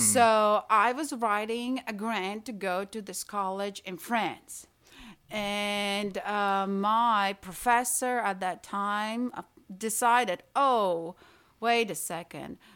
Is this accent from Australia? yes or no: no; Latvia; English is a second language; moved away as an adult; also born or lived in Italy; now in Tyler, Texas, United States; I studied art in my home country, in Latvia, I went to art academy there